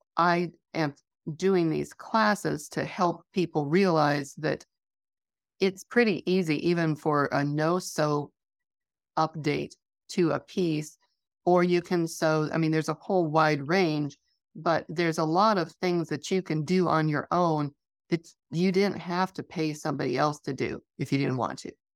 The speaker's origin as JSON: {"language": "English", "region": "Wyoming", "country": "United States", "tie": "born or raised there", "said": "I grew up in Wyoming"}